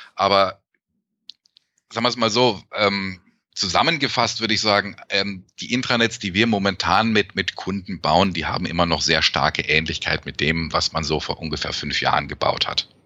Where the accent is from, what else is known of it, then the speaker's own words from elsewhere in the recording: Germany; now in Canada; als Deutscher, der in Kanada lebt